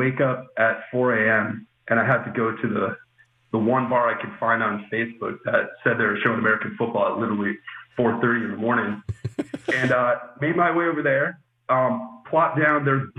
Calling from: Ho Chi Minh City, Vietnam; I have been, I'm calling from Ho Chi Minh City in Vietnam.

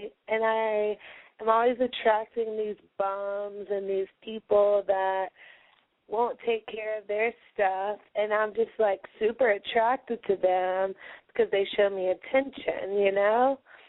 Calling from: Charlotte, North Carolina, United States; I'm 25 years old, and I live in Charlotte, North Carolina.

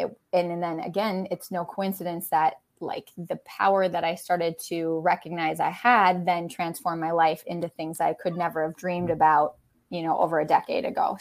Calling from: Wisconsin, United States; I'm in Western Wisconsin, about an hour and a half away from Minneapolis.

